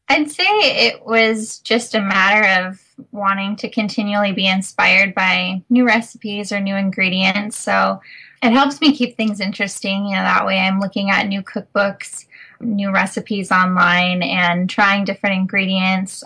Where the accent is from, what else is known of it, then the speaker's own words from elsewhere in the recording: Minnesota, United States; moved away as an adult; also born or lived in California; I come from the Midwest, I'm from Minnesota